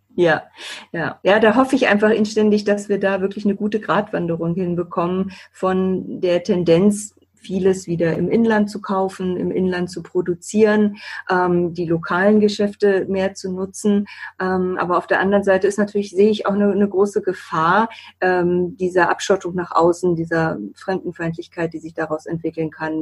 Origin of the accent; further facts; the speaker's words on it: Bremen, Germany; moved away as an adult; also born or lived in Hamburg / Düsseldorf; ich bin ja gebürtige Bremerin und war dann zehn Jahre lang weg habe in Hamburg studiert, in Düsseldorf gelebt und bin eben auch ganz bewusst wieder zurückgekommen